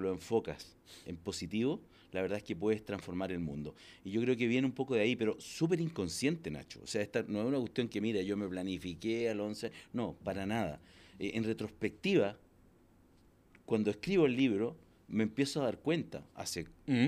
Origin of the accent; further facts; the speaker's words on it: Los Ángeles, Biobío, Chile; Yo nací en Los Ángeles, un pueblito. No tenía ni edificios en esa época.